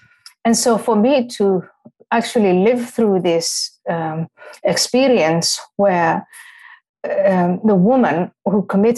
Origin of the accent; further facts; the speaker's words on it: Somalia; also born or lived in Ethiopia / Kenya; when I was growing up in Somalia and Ethiopia and Kenya, and you know, all of my Muslim friends, even some of my classmates when we lived in Nairobi